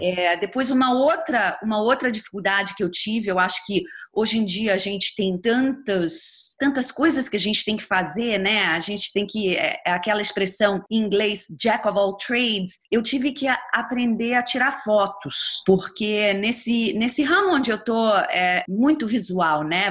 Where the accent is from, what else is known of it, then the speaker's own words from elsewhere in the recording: Rio de Janeiro, Brazil; moved away as an adult; also born or lived in New Jersey/New York, United States; now in United States; eu uh, sou carioca, estou morando aqui nos Estados Unidos já há 20 anos